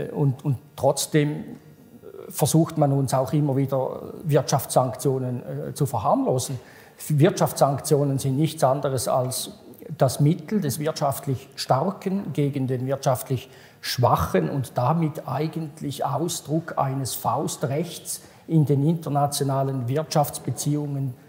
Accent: Switzerland; als Schweizer und als Europäer

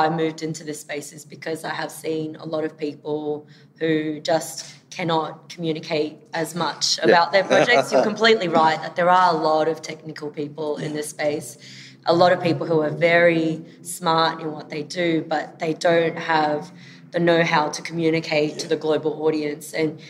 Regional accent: Sydney, New South Wales, Australia; I'm from Sydney, but in Melbourne today.

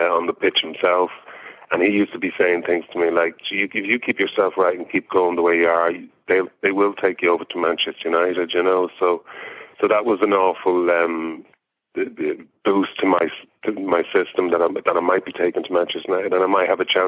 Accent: Monkstown, Leinster, Ireland; moved away as an adult; also born or lived in London / Dalkey / Dublin; in Glen Silver, where I grew up in Monkstown.

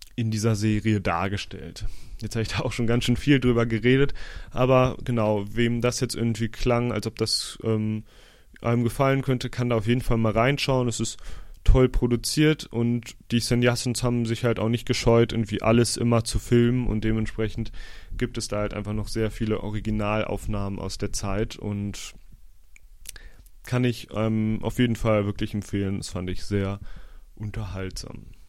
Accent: Osnabrück, Lower Saxony, Germany; moved away; Ich war in meiner Heimat Osnabrück

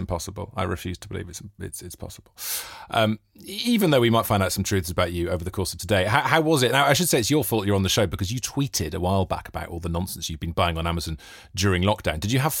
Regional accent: Monmouth, Wales, United Kingdom; I'm from Wales.

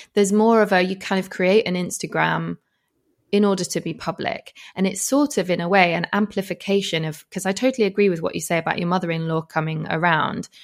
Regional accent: Yorkshire and the Humber, United Kingdom; moved away; We're both from West Yorkshire

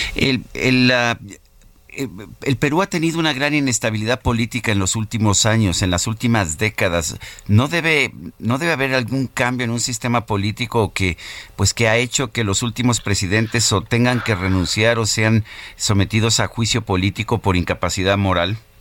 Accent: Mexico

